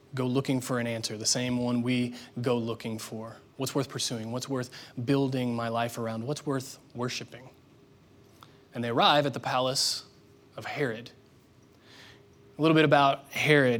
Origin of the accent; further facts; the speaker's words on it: Indiana, United States; moved away; I grew up there in Indiana